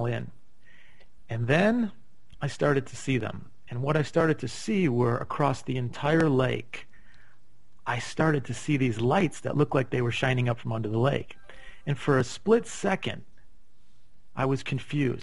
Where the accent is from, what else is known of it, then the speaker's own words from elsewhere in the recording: Chicago, Illinois, United States; moved away as an adult; now in Scottsdale, United States; I grew up in Chicago.